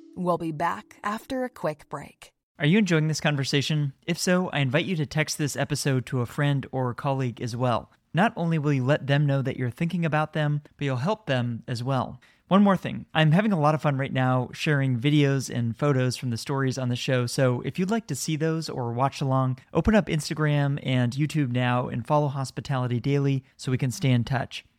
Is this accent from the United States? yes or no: yes; San Francisco, California, United States; here in my hometown